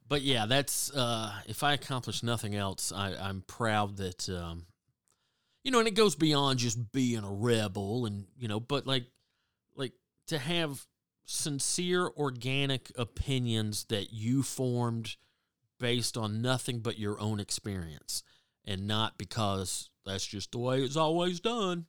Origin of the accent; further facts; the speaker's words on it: the South, United States; growing up in the South